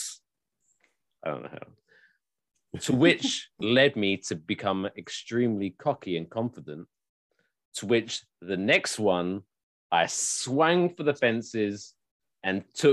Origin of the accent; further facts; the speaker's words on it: United Kingdom; now in United States; being the British person